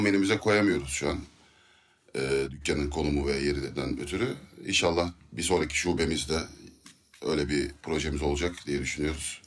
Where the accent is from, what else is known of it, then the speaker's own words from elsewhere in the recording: Izmir, Turkey; biz Alsancaklıyız